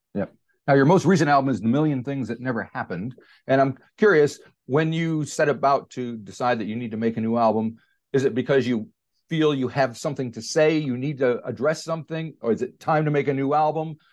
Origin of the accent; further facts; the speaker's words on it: United States; moved away as an adult; now in New Zealand; me being an American and be, being, I've lived in New Zealand for about, uh, well, since ninety-four